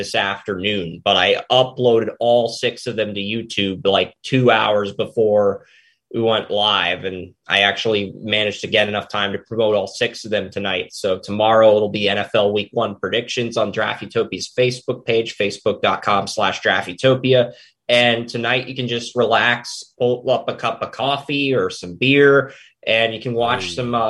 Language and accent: English; Tennessee, United States; I'm sorry to do this to my hometown city. It's just, I think Tennessee just has